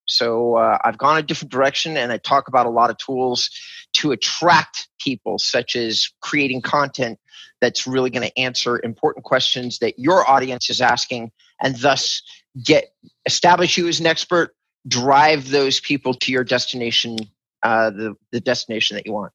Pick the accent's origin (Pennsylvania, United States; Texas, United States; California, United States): California, United States; as a Californian